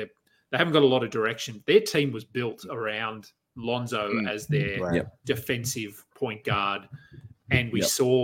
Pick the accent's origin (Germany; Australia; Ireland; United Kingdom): Australia; We're Australian